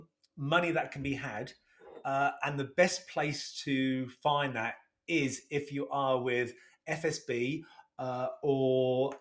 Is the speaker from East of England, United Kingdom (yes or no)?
yes; Sheringham, East of England, United Kingdom; I was initially from Sheringham.